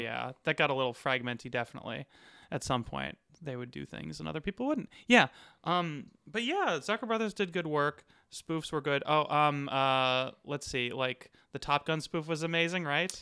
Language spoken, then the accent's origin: English; Arizona, United States; now in Los Angeles, United States; I'm from Arizona